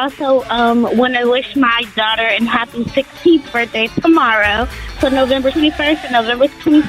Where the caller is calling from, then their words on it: Charlotte, North Carolina, United States; calling from Charlotte, North Carolina.